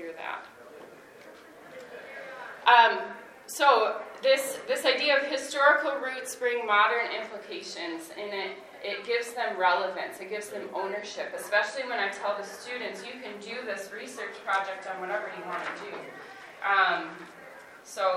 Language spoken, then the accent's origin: English; Grandville, Michigan, United States; I grew up in Granville, Michigan, and I graduated from the high school that I'm now teaching